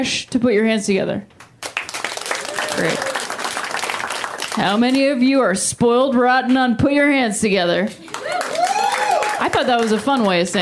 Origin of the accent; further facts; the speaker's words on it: Ohio, United States; moved away as an adult; I'm from Ohio originally